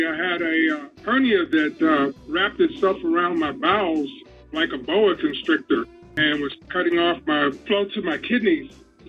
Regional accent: United States; born there; I'm an American. I was born in America.

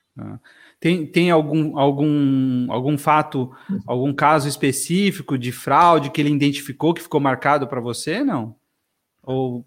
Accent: São Paulo, Brazil; cresci aqui em São Paulo, capital

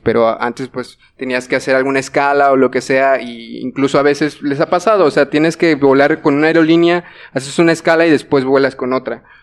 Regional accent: Mexico; como, como mexicanos

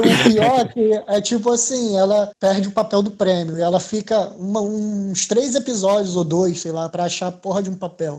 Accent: Rio de Janeiro, Brazil; cria, nascido e criado em Realengo

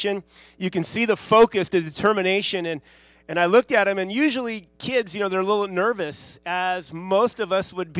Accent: Santa Monica, California, United States; my wife and I grew up in Santa Monica, or the Santa Monica, L.A. area. It's the west side of L.A.

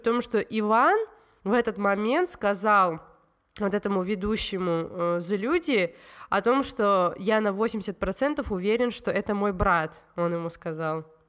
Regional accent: Tbilisi, Georgia; я из Грузии, и я росла

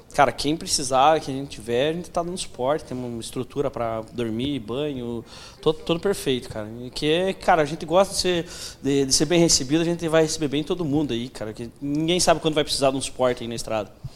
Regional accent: Brazil; sou brasileiro

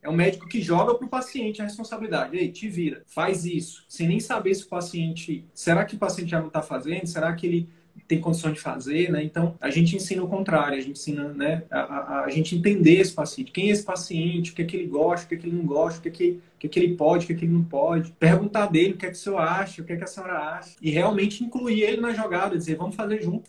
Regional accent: Piauí, Brazil; moved away; Eu sou nordestino também, sou piauiense

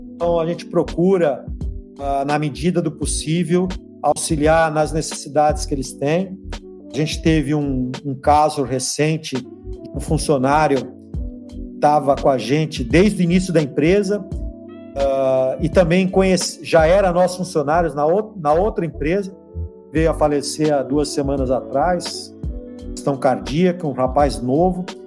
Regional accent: Santos, São Paulo, Brazil; eu sou Santista, né? Santista de nascimento e Santista de clube

